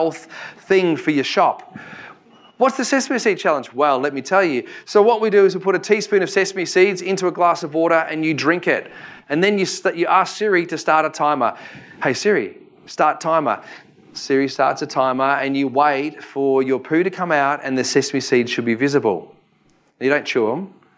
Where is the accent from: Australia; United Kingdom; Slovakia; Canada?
Australia; Victoria; I'm from Victoria